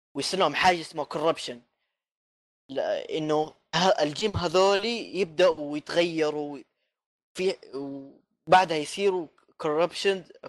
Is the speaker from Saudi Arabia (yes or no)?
yes; Jeddah, Makkah Province, Saudi Arabia; في مطعم عندنا في جده